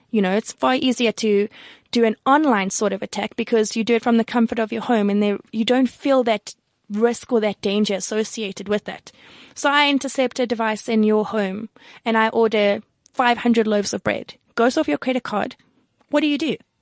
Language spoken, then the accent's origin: English; South Africa; I'm from South Africa